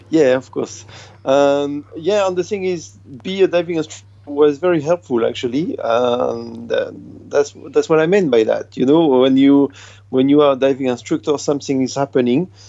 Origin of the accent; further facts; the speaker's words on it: France; And everybody, when when people ask me uh, where are you from in France, I answer I'm from France for sure.